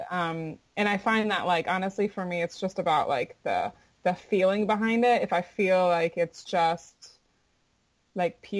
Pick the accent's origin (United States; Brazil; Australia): United States; Florida; I'm from Florida, and my mother's Jamaican